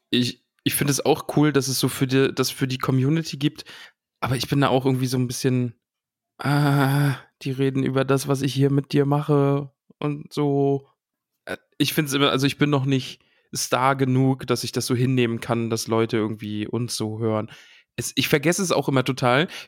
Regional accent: Solingen, North Rhine-Westphalia, Germany; Ich komme aus Solingen. Ja, Solingen, Schmolingen, also wirklich. Das ist die Klingenstadt.

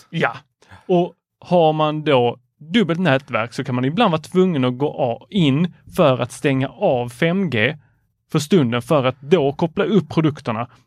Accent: Lund, Skåne, Sweden; jag är från Lund.

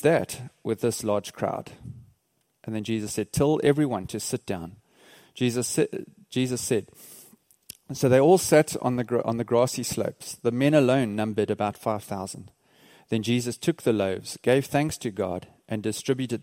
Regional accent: Port Elizabeth, Eastern Cape, South Africa; we're from South Africa, a place called Port Elizabeth

